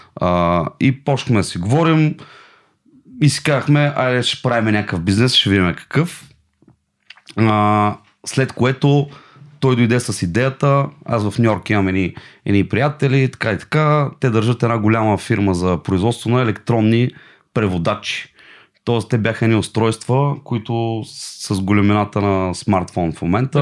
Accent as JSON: {"language": "Bulgarian", "town": "Silistra", "region": "Silistra Province", "country": "Bulgaria", "said": "аз съм от Силистра и в Силистра на река Дунав има постоянно а, рибари"}